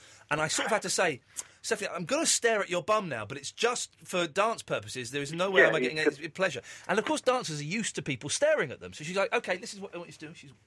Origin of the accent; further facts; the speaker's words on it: Slough, South East England, United Kingdom; I grew up on the Britwell Estate.